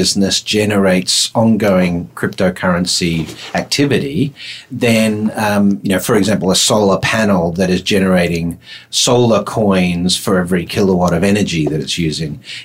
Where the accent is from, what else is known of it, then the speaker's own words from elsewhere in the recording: Australia; accent: Aussie; it's my Aussie accent.